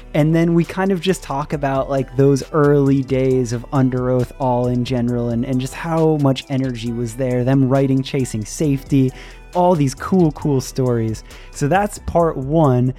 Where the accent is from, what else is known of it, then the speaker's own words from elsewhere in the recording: Clearwater, Florida, United States; we are both from Clearwater, Florida